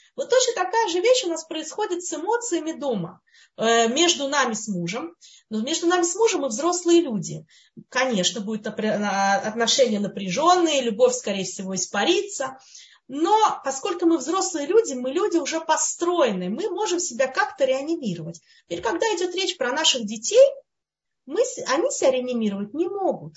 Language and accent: Russian; Russia; moved away; мы которые мы выросли, скажем, в России, в Советском Союзе, кто где вырос, да, в той среде